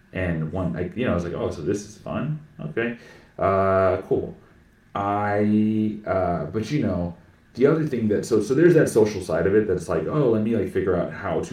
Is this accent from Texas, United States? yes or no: yes; Plano, Texas, United States; also born or lived in Austin, Texas; I grew up in Plano, Texas.